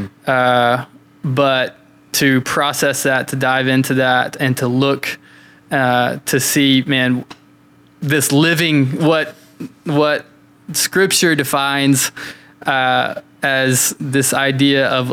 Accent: London, Kentucky, United States; moved away; London, Kentucky? That's my hometown

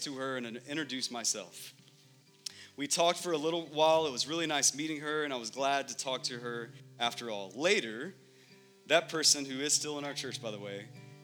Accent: Texas, United States; moved away as an adult; now in Phoenix, United States; my family and I, we're from Texas

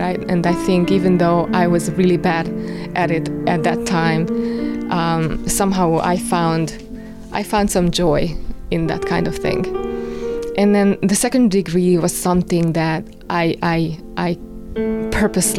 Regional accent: Kapuvár, Győr-Moson-Sopron, Hungary; moved away as an adult; now in Lenox, United States; I was born in Kapuvár. I lived in Kapuvár for 30 years. It is a small town of 10,000 people, and I really liked growing up there.

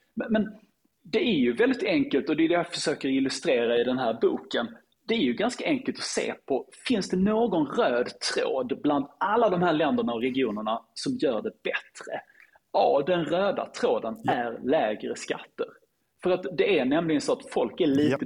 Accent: Lund, Skåne, Sweden; min hemstad Lund

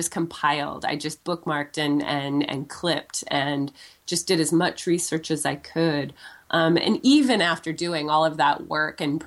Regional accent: San Francisco, California, United States; moved away as an adult; now in Japan; I'm from San Francisco

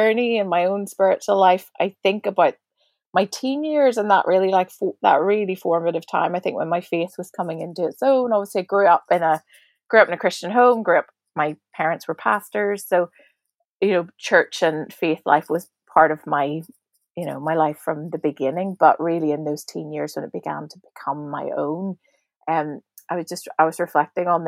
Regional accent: Belfast, Northern Ireland, United Kingdom; moved away as an adult; now in Dublin, Ireland; I live in Dublin in Ireland. But I grew up in Belfast for the first 18 years of my life.

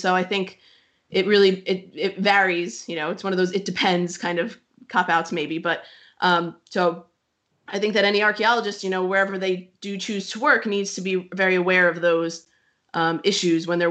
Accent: United States; I'm an American, but I work in Eastern Europe and the Near East

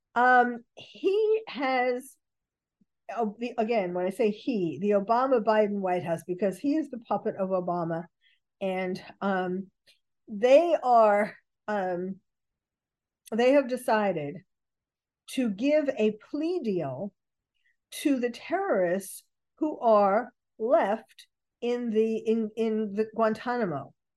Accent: New York City, New York, United States; I was born and bred in New York City.

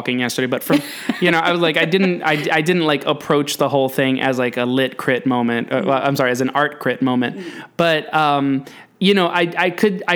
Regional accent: New York City, New York, United States; I'm a big old Yankee Doodle from New York City

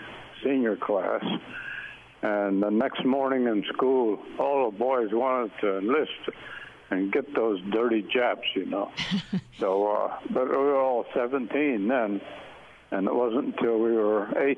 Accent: Sterling, Ohio, United States; also born or lived in Akron, Ohio; I was born in Akron, Ohio, and I was there until first grade, and then that was when the Depression hit, and my dad lost his job, and we had to move out to a little village about 20 miles west of Akron called Sterling

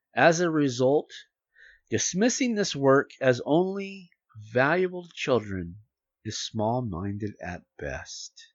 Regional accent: United States; as an American

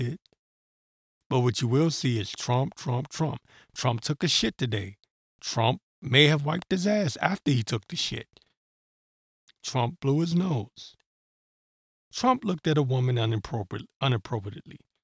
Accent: Maryland, United States; accent: Maryland; also born or lived in Washington, D.C.; Showing my Maryland accent

